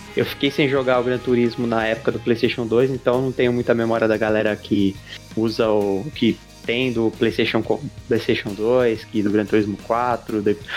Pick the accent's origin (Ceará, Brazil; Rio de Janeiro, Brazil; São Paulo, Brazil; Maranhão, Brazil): São Paulo, Brazil; now in Diadema, Brazil; Eu sou daqui do, da zona sul de São Paulo, mais precisamente região lá do Jardim Miriam